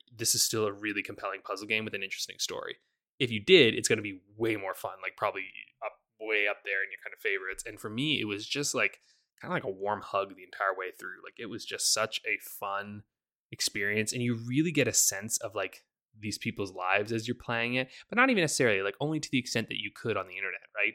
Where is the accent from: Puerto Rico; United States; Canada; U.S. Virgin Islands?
Canada; I'm very Canadian